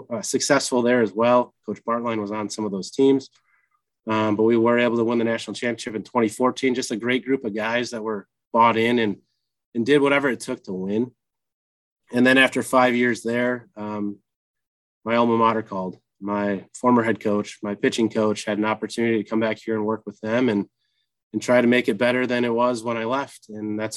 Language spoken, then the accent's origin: English; Lebanon, Wisconsin, United States; I hail from Lebanon, Wisconsin, small town outside of Watertown, and attended Watertown High School.